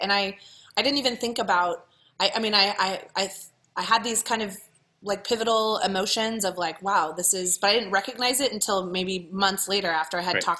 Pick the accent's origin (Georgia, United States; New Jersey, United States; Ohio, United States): Ohio, United States; now in San Francisco, United States; because I had told him my story, of course, because I'm from Ohio and we talk a lot